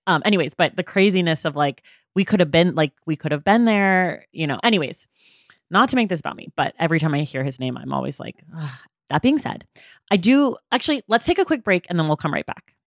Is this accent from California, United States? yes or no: yes; Oakland, California, United States; moved away as an adult; also born or lived in New York City; now in Los Angeles, United States; I was born in nineteen eighty-six, so I was sort of growing up in Oakland